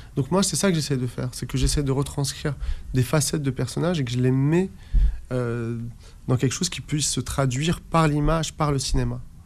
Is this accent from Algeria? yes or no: yes; Algeria; moi qui suis né en Algérie